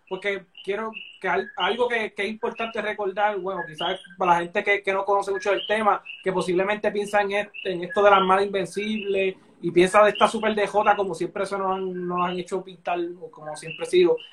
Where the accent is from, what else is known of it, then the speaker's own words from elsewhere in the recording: Puerto Rico; que nos, hicieron como, como, puertorriqueños